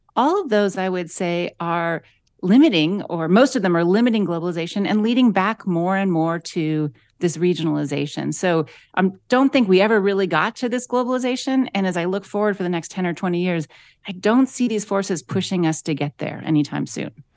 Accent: Akron, Ohio, United States; I grew up in Akron, Ohio

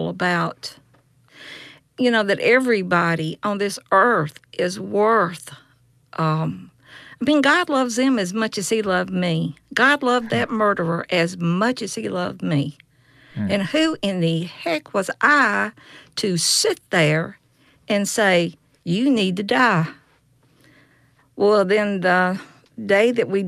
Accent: Yazoo City, Mississippi, United States; I'm from Yazoo City, Mississippi.

